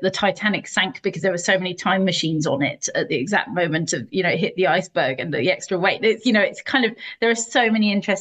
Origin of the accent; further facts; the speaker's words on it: Steyning, South East England, United Kingdom; now in Esher, United Kingdom; I'm British. You can probably tell from my accent. I come from the south coast in Sussex, a place called Stenning